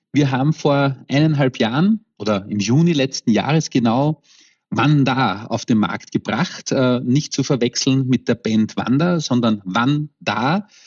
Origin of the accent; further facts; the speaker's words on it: Vienna, Austria; ich komme aus Wien